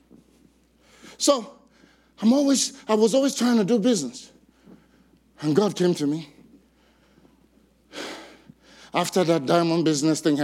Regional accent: Nigeria; I'm from Nigeria

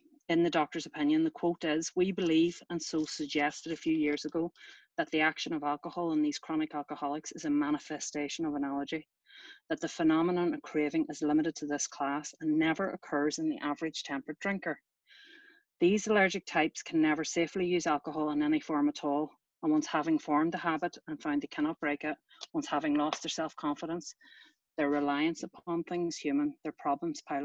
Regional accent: Ireland; I was brought up in Ireland from an early age

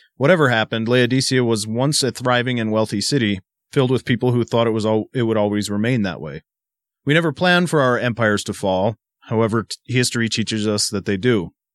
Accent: Massachusetts, United States; growing up in Massachusetts

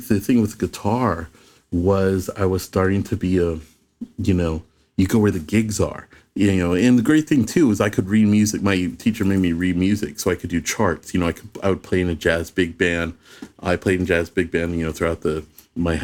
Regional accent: Phoenix, Arizona, United States; I grew up in Phoenix.

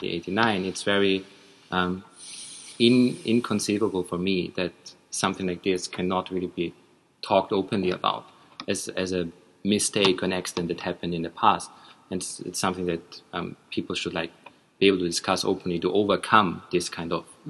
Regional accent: Austria; growing up in Austria in like 80s, 90s

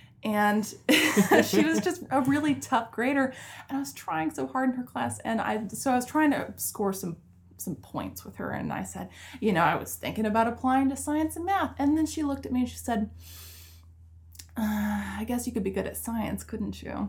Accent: Charlotte, North Carolina, United States; Like, you're not from North Carolina. I'm like, oh, but I was born and raised in Charlotte. You know, they didn't believe me.

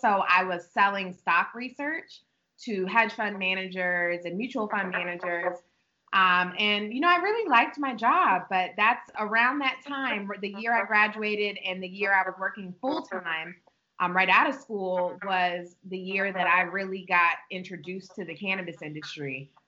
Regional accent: Prince George's County, Maryland, United States; also born or lived in Atlanta; I was born and raised in Prince George's County, where our store is right now

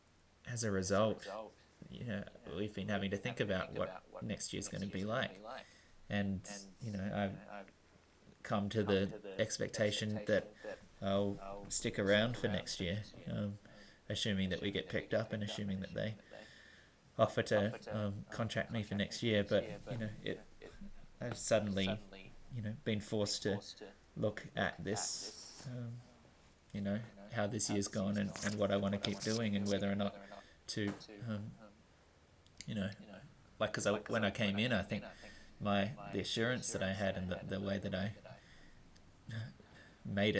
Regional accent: Australia; moved away as an adult

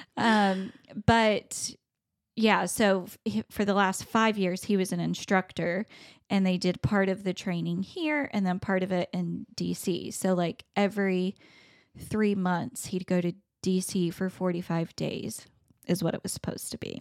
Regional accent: the South, United States; I'm from the South

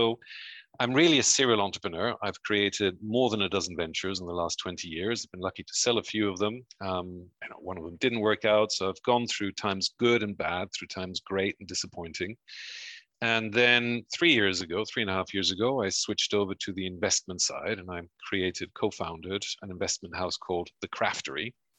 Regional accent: Belgium; also born or lived in United States / Mexico; now in United Kingdom; Half of my family are German, the other half are Uruguayan, but I was born in the US and I grew up in Belgium and Mexico and then came to the UK.

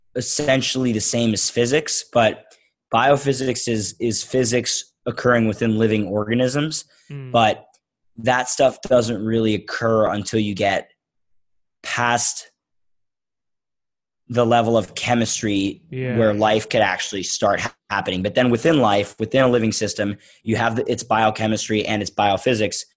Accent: Philadelphia, Pennsylvania, United States; growing up in Philadelphia

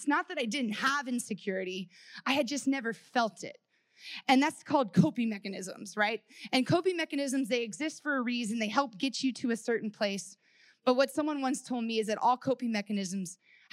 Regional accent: Texas, United States; I grew up in Texas, and I grew up in the Bible Belt

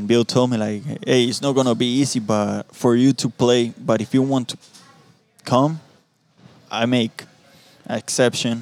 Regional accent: San José, Costa Rica; moved away; I'm from San Jose, Costa Rica. I'm from the capital of Costa Rica

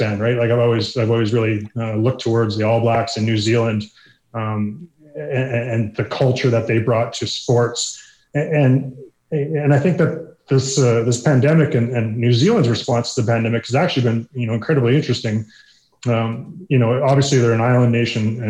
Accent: just outside of Sherwood Park, Alberta, Canada; also born or lived in United States; I grew up just outside of Sherwood Park

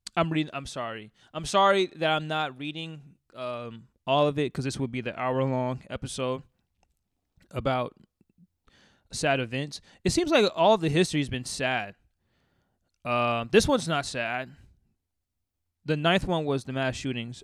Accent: Seattle, Washington, United States; I'm from Seattle, raised in Col-, I was, uh, raised in Columbia City. I lived there for most of my life.

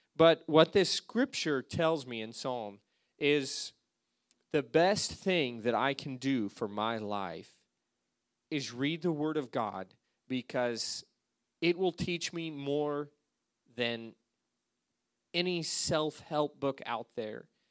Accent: Alaska, United States; moved away as an adult; I came from Alaska, that's where I grew up

